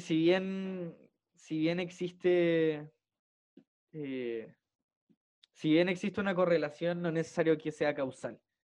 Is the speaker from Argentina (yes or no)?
no; Punta Arenas, Magallanes and Chilean Antarctica, Chile; crecí en Punta Arenas